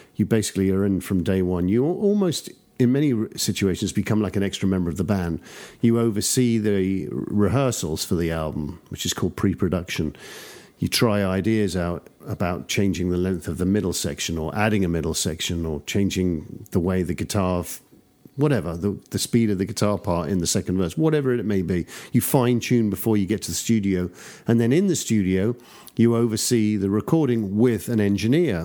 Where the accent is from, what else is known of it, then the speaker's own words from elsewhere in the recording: London, United Kingdom; accent: traditional English; also born or lived in Newcastle; I grew up in the suburbs of London, so my accent is just sort of very traditional English accent